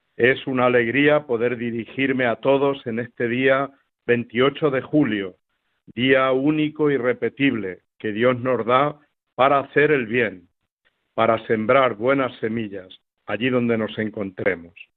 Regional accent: Miguel Esteban, Castilla-La Mancha, Spain; now in Villacañas, Spain; celebré en mi pueblo de Miguel Esteban la primera misa solemne

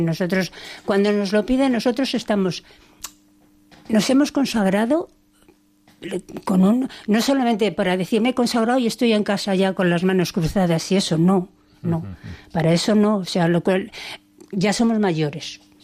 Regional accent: Valladolid, Castile and León, Spain; moved away as an adult; now in Cáceres, Spain; en Valladolid, que somos de Valladolid

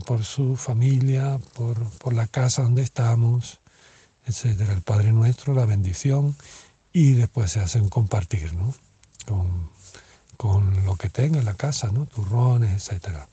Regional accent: Venezuela; now in Spain; yo que vengo de Venezuela

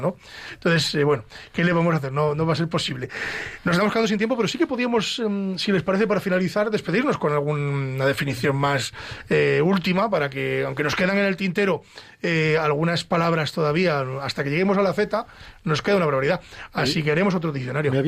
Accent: Ávila, Castile and León, Spain; Ávila, de donde yo soy, fue ciudad europea de la accesibilidad

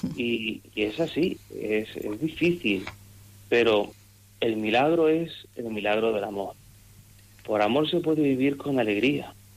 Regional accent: Monteagudo, Region of Murcia, Spain; born or raised there

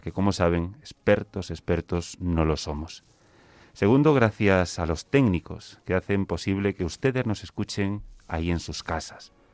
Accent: Galicia, Spain; now in Madrid, Spain; yo la definición de siempre, gallego

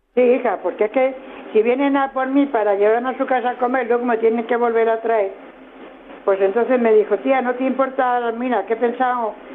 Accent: Jaén, Andalusia, Spain; yo soy de Jaén.

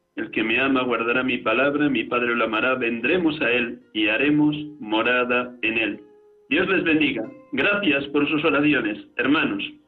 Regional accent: Riaza, Castile and León, Spain; su pueblo natal y el mío, Riaza, Segovia

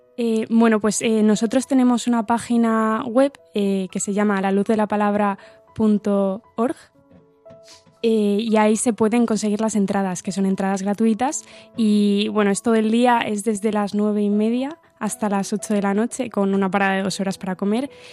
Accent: Santiago de Compostela, Galicia, Spain; soy de aquí de Santiago de Compostela y soy ingeniera

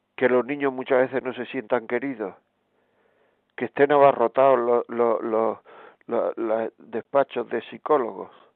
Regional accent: Granada, Andalusia, Spain; yo soy de Granada

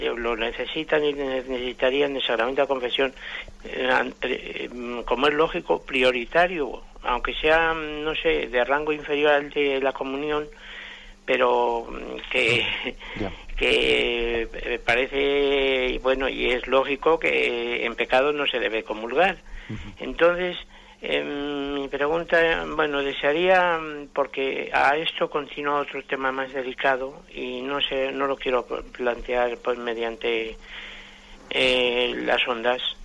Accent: Madrid, Community of Madrid, Spain; yo soy de Madrid

